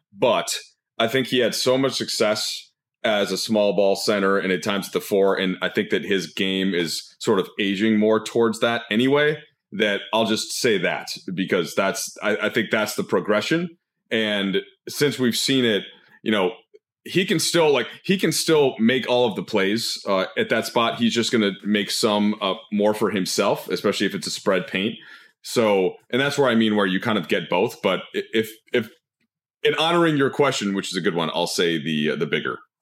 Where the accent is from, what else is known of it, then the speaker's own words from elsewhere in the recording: Minnesota, United States; moved away; as a Minnesotan